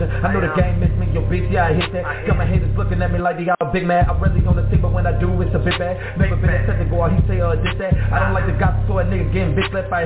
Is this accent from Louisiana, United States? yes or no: yes; Louisiana, United States; And I'm from the South too. I'm from Louisiana